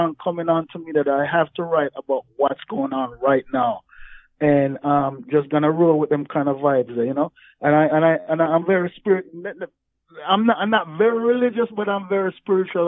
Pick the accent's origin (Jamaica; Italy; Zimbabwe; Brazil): Jamaica; moved away; growing up in Jamaica, like racism, there's violence there. I grew up in the country, so I wasn't even in Kingston